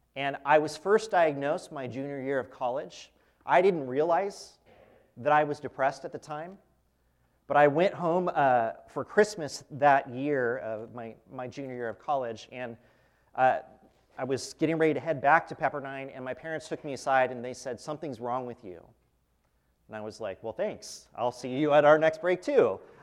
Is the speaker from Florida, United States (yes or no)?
no; Fresno, California, United States; I'm from Fresno, California, grew up there.